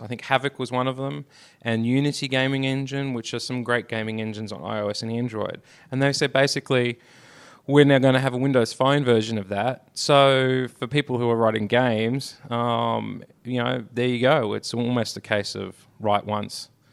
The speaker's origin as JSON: {"language": "English", "country": "Australia", "said": "I'm Australian."}